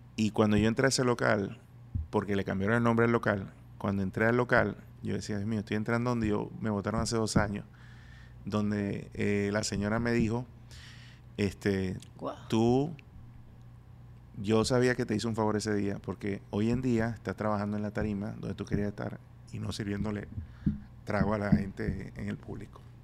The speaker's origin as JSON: {"language": "Spanish", "country": "Venezuela", "moved": "yes", "said": "yo soy venezolano"}